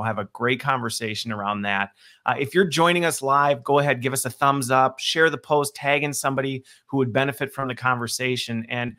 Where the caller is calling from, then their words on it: Waukesha, Wisconsin, United States; I'm joining from Waukesha, Wisconsin, and believe it or not, even though it looks nice out there with the sun, it was snowing this morning.